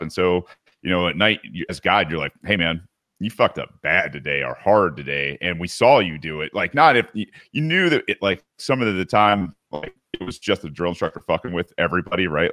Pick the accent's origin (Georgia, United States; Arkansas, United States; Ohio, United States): Georgia, United States; Gwinnett County; where I grew up in Gwinnett County